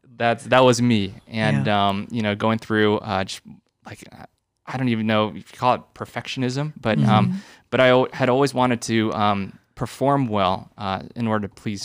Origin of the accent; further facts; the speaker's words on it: San Jose, California, United States; I grew up here in San Jose. So I went to Holy Family.